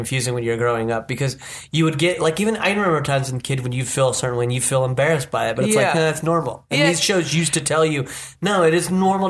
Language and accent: English; Utah, United States; me growing up in Utah where all white.